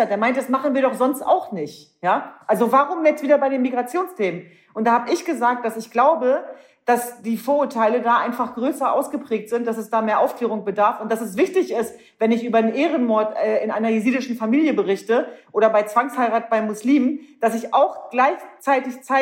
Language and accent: German; Hanover, Lower Saxony, Germany; Ich bin ein echtes Nordlicht. Ja. Ich komme aus Hannover.